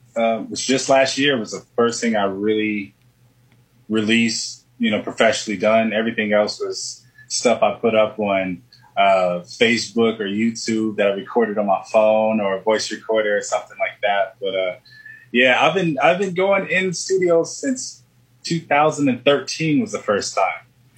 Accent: Florida, United States; born there; Well, I was born in Florida on a warm day.

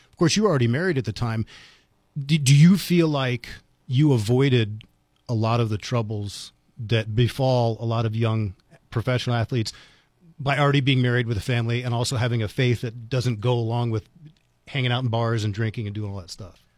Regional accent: Washington, District of Columbia, United States; now in Las Cruces, United States; growing up in Washington, D C

